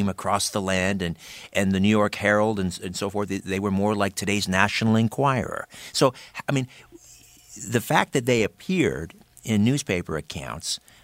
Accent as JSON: {"language": "English", "town": "Brantford", "region": "Ontario", "country": "Canada", "tie": "born or raised there", "said": "not too far from my hometown, Brantford."}